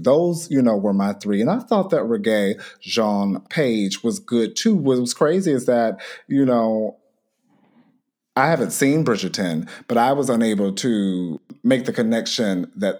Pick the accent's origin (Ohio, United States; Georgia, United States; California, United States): Georgia, United States; Atlanta; Shout out to my hometown.